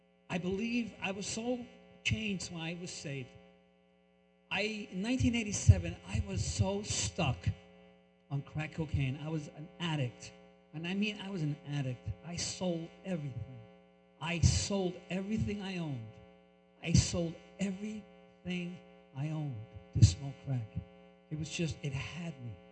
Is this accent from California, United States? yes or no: no; New York, United States; also born or lived in Colombia / Brooklyn; now in Hackensack, United States; I was born in Colombia, raised in New York